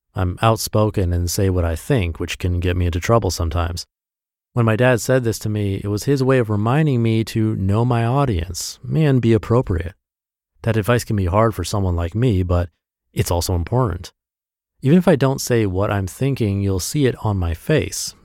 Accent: Midwest, United States; a kid growing up in the Midwest

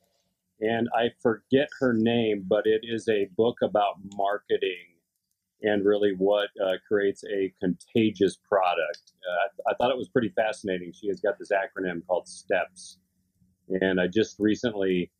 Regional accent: San Francisco Bay Area, California, United States; moved away as an adult; also born or lived in Oklahoma; now in Minnesota, United States; I grew up in the San Francisco Bay Area. I lived there till I was about 20 or so.

